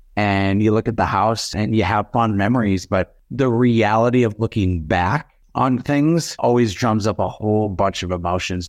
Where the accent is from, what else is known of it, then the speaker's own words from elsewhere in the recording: Fargo, North Dakota, United States; my hometown of Fargo